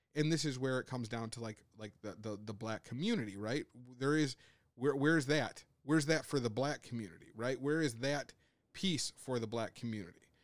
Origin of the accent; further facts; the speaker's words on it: United States; as Americans on a whole